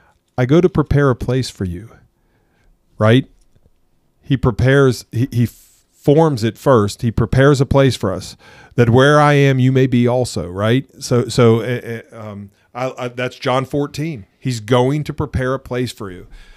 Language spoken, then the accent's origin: English; England, United Kingdom; Well, than the fact that I am an alien from England.